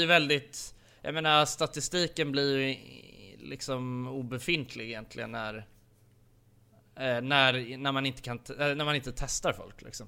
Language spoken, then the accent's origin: Swedish; Sweden; vi är ifrån Sverige